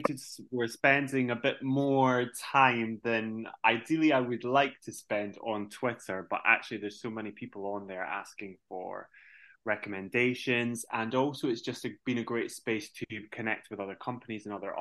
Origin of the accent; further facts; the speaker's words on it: Belfast, Northern Ireland, United Kingdom; I am 6 feet 6 inches tall, and I am originally from Belfast.